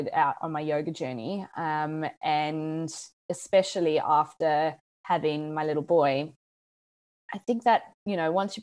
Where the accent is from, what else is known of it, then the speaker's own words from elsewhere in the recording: South Africa; also born or lived in United States / United Kingdom; now in Australia; I'm from South Africa. I live in Australia. I've lived in the States. I've lived in the UK.